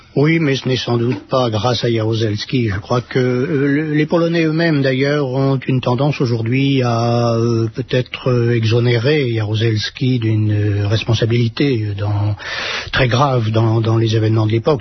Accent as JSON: {"language": "French", "country": "France", "said": "chez nous en France"}